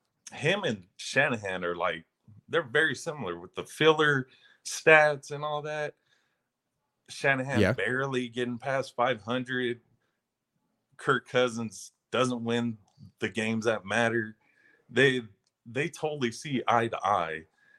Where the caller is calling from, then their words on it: Bakersfield, California, United States; It's Bakersfield, California.